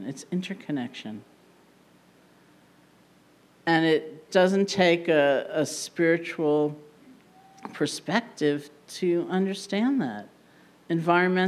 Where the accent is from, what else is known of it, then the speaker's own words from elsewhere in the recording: New York, United States; being a New Yorker